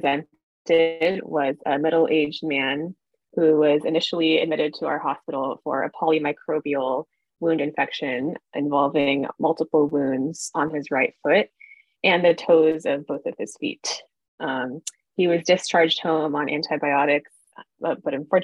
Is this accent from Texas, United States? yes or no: yes; Houston, Texas, United States; moved away as an adult; also born or lived in Kansas City, Missouri / Baltimore, Maryland; now in Boston, United States; I'm originally from Houston, Texas